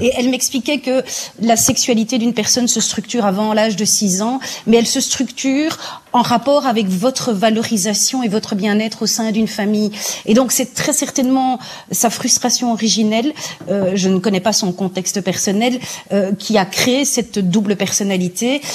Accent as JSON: {"language": "French", "country": "Belgium", "said": "chez nous en Belgique"}